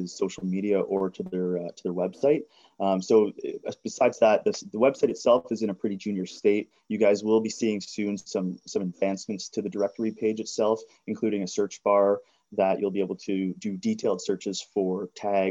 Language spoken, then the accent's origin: English; Georgian Bay, central Ontario, Canada; I grew up in northern / central Ontario on Georgian Bay